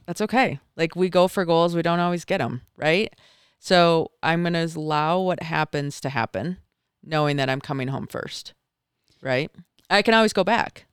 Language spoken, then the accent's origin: English; Michigan, United States; moved away as an adult; now in Park City, United States; I grew up in Michigan